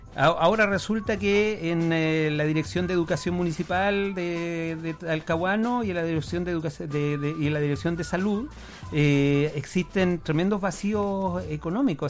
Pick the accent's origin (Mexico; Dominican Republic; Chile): Chile; Punta Arenas, Magallanes and Chilean Antarctica; yo soy magallánico, yo nací en Punta Arenas